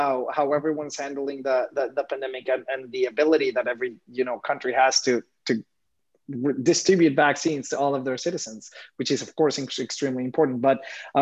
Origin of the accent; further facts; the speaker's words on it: Mexico; moved away as an adult; now in New York, United States; Coming to New York 6 years ago, I am from Mexico